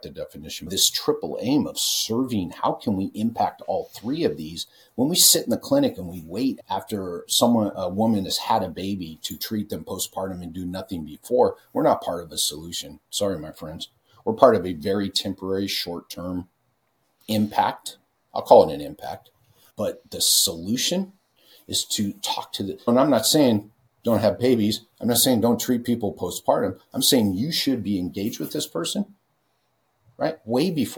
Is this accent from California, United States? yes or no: yes; California, United States; I'm from California.